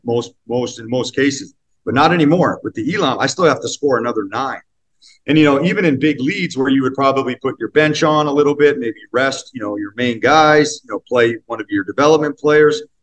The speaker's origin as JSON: {"language": "English", "region": "Northern Ontario", "country": "Canada", "tie": "born or raised there", "said": "I grew up in Northern Ontario"}